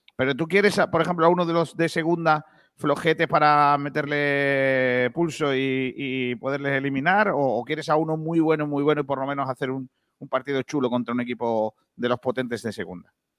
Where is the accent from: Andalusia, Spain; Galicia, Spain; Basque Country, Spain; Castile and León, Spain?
Andalusia, Spain; Rincón de la Victoria; Rincón de la Victoria, ¿vale? Que es mi pueblo